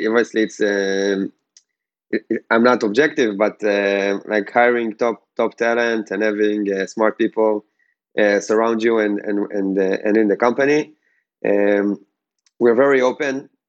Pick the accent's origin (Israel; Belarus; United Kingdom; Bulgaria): Israel; Ashdod, Southern District; I'm originally from Ashdod